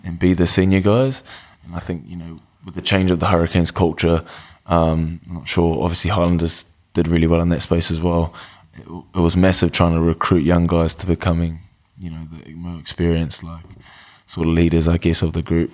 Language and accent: English; Wellington, New Zealand; also born or lived in Masterton / Texas, United States / Palmerston North / Christchurch; settled in Wellington in two thousand. Uh, been there ever since